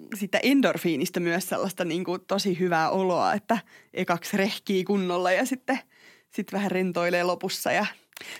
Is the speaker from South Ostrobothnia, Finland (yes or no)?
no; Tampere, Pirkanmaa, Finland; Mä oon Tampereelta